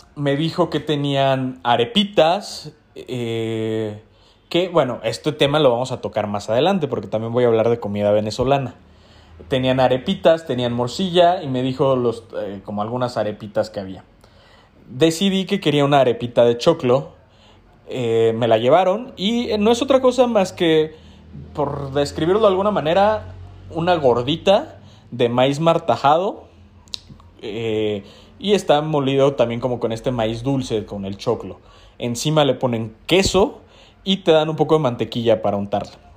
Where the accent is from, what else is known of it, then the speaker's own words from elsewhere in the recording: Mexico City, Mexico; los que somos de Ciudad de México